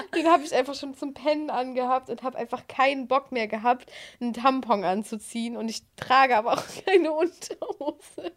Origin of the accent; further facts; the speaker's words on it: Netherlands; ich bin ja in Holland zur Schule gegangen